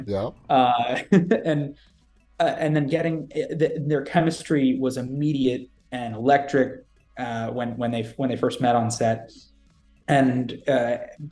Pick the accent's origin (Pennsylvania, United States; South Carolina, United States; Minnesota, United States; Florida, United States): Florida, United States; Jacksonville; Jacksonville, Florida, which is my hometown